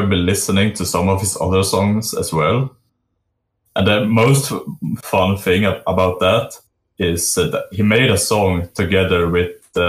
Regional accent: Sweden; I am from Sweden

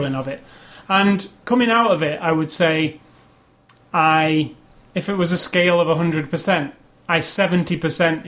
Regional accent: United Kingdom; I am a British man

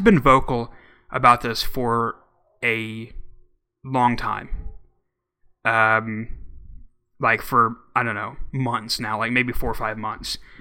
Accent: Oklahoma, United States; my home my home state

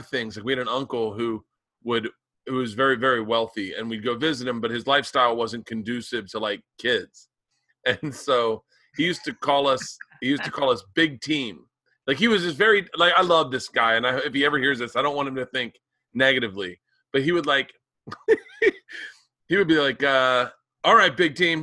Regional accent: the South, United States; I grew up in the South

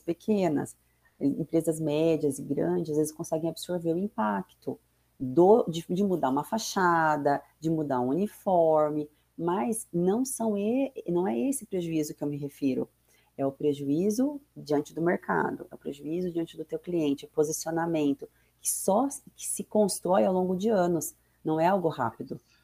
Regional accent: Maringá, Paraná, Brazil; moved away as an adult; now in Foz do Iguaçu, Brazil; eu sou nascida em Maringá, é, me formei lá também, minha família, me casei, filhos, tudo por lá

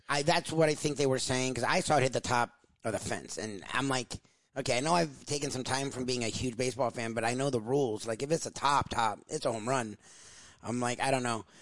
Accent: South Florida, United States; I'm born and raised in South Florida

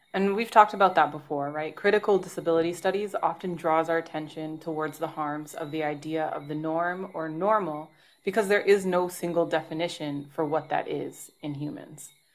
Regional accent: Toronto, Ontario, Canada; moved away; my hometown in Toronto

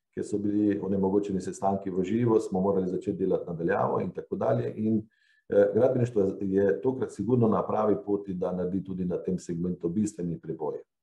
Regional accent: Slovenia

